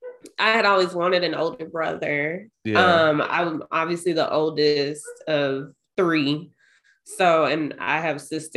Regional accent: Ohio, United States; I was born in Ohio

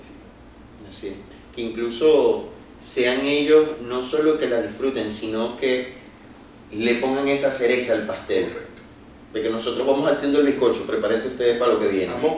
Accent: Los Puertos de Altagracia, Zulia, Venezuela; yo no soy de Maracaibo, yo soy de los Puertos

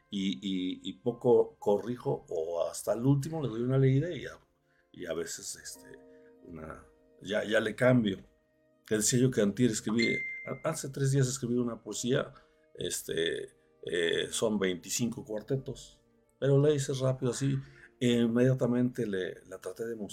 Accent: Mexico; Sin embargo, para nosotros los mexicanos no es nuestra acta de independencia.

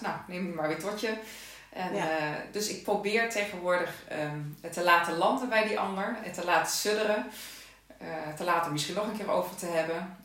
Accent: Netherlands; now in Limburg, Netherlands; Ik eh, woon in Limburg, maar ik ben een Hollandse.

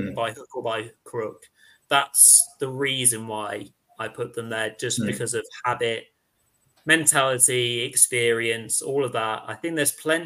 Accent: England, United Kingdom; as English chaps

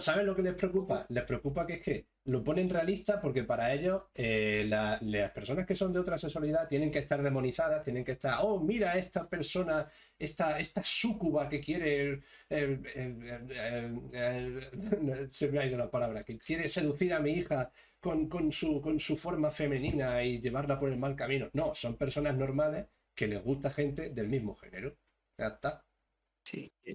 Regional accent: Andalusia, Spain; somos todos andaluces y, claro, tenemos que hablar en castellano

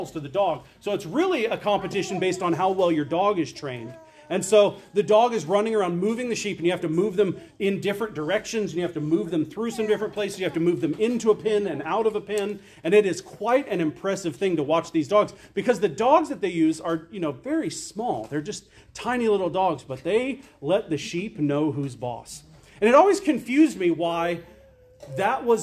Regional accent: Arizona, United States; when you grow up in Arizona

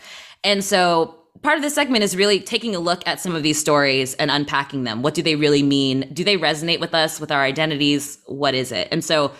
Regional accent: Midwest, United States; moved away as an adult; I haven't lived in the Midwest for over 5 years now, they're like, when they talk to me, I'm like, I'm from the Midwest

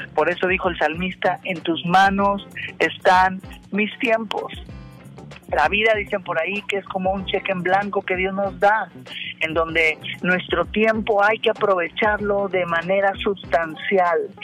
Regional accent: Mexico; yo como mexicano

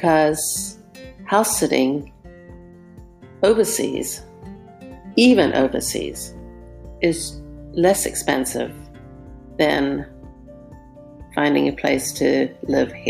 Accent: South Africa; now in Southern California, United States; when I was very young, growing up in South Africa

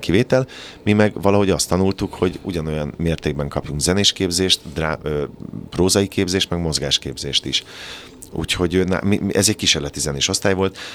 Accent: Kaposvár, Somogy, Hungary; born or raised there; moved away

